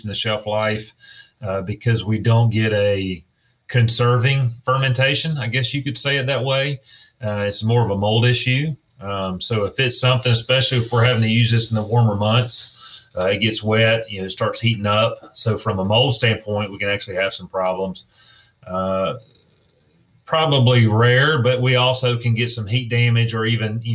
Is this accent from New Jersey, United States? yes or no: no; South Georgia, United States; growing up in South Georgia, I grew up in a time when it was free